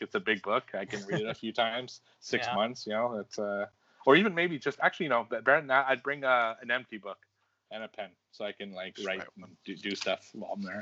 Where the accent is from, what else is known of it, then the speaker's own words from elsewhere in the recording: Canada; I'm Canadian